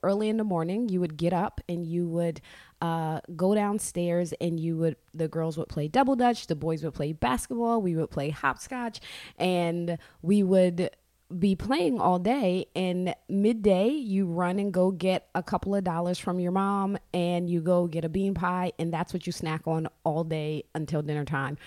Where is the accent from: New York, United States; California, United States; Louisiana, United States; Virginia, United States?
New York, United States; New York City; I grew up in Brooklyn.